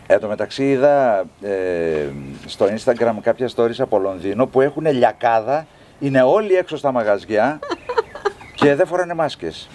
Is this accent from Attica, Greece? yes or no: no; Thessaloniki, Central Macedonia, Greece; moved away as an adult; also born or lived in Kalamata; now in Athens, Greece; εγώ είμαι Θεσσαλονικιός, είμαι θαλασσινός τύπος